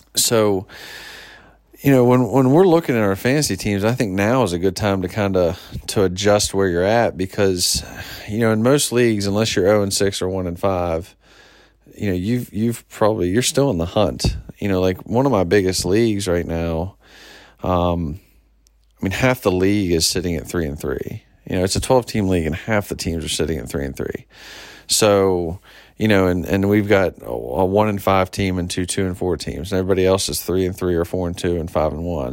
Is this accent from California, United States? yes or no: no; near Pittsburgh, Pennsylvania, United States; now in Washington, D.C., United States; growing up near Pittsburgh